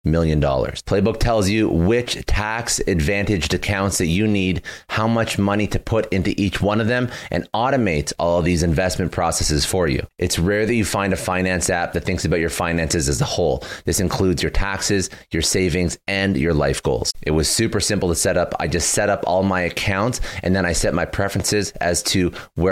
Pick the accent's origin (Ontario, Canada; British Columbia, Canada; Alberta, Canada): Ontario, Canada; Toronto; I'm originally from Toronto. Well, I'm Canadian. I'm from Toronto